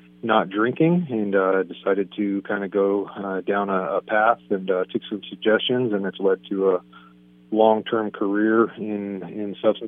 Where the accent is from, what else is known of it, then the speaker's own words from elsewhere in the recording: San Diego, California, United States; San Diego. Grew up by the stadium, up in a little part of San Diego called Sierra Mesa.